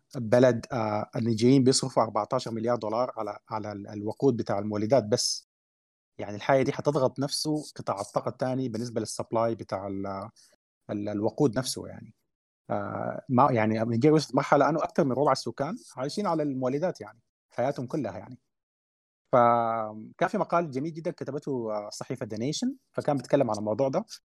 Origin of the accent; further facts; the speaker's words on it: Sudan; احنا عندنا في السودان